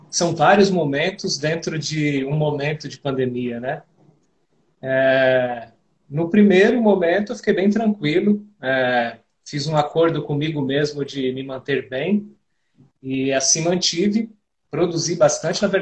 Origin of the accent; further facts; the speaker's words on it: Diadema, São Paulo, Brazil; born there; Nesse momento eu estou onde nasci, em Diadema, que é a região metropolitana de São Paulo.